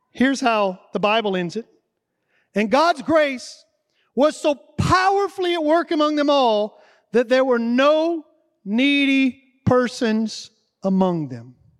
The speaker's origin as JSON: {"language": "English", "region": "the South", "country": "United States", "said": "I'm from the South."}